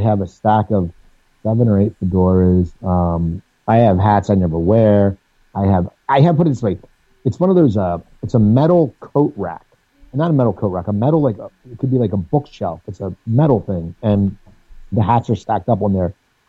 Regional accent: Pennsylvania, United States; Well, actually, I grew up near Philadelphia.

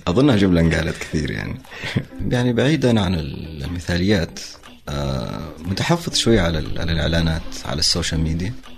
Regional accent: Saudi Arabia; نحن لوكلز نحن سعوديين

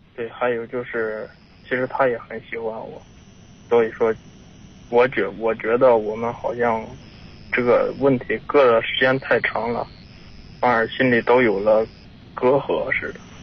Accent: Tangshan, Hebei, China; 我家是唐山的

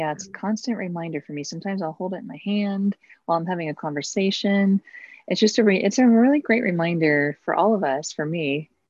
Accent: Los Angeles, California, United States; also born or lived in Oklahoma City / Arkansas / Pennsylvania / New York; I was born in California, the Los Angeles area. Mm-hmm. And we moved to Oklahoma City. When I was about three, and back to California.

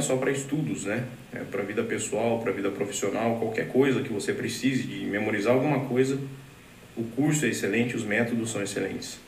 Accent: Rio Claro, São Paulo, Brazil; eu sou da cidade de Rio Claro, interior de São Paulo

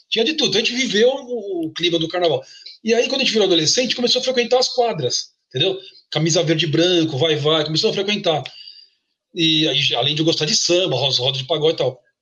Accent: São Paulo, Brazil; born there; eu, eu, nasci na Vila Sabarbosa. É, é uma vilinha residencial. Eu sempre falo, é quase é uma província, uma, uma aldeia ali na no cruzamento da Avenida do Estado com a Cruzeiro do Sul, região da Luz ali

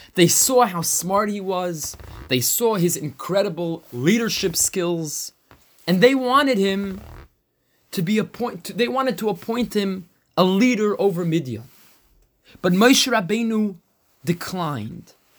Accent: United States; we're American

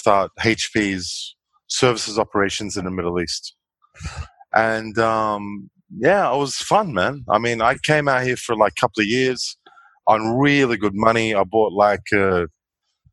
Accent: Melbourne, Victoria, Australia; moved away as an adult; now in Dubai, United Arab Emirates; born and raised in Melbourne in Bentley

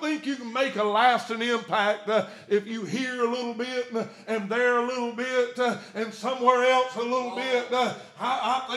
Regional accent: Satsuma, Alabama, United States; I'm from Satsuma, right above Mobile

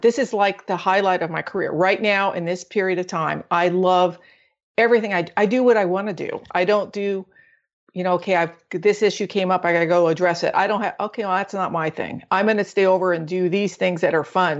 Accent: Orange County, Southern California, United States; I'm actually from Southern California, Orange County

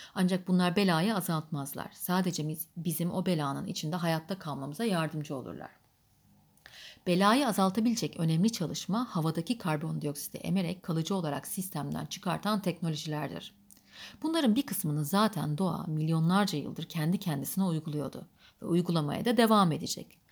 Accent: Adana, Turkey; also born or lived in Kayseri; 1938'de Kayseri'de doğdum ve çocukluğum Adana'da geçti.

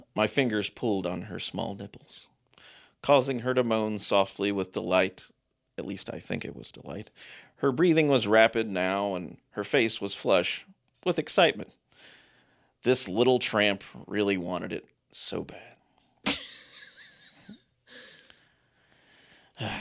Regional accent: Ohio, United States; also born or lived in Kentucky; my youth growing up in Ohio, uh, in very sketchy areas of Ohio and Kentucky

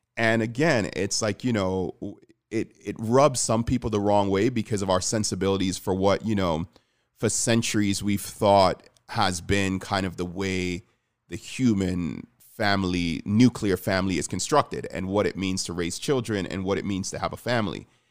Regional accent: Jamaica; I'm Jamaican, so I, I grew up in a community where I think only one of my friends growing up lived with his dad

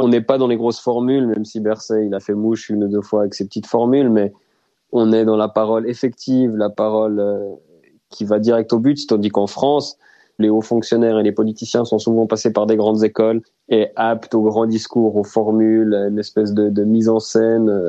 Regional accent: Switzerland; en tant que Suisse

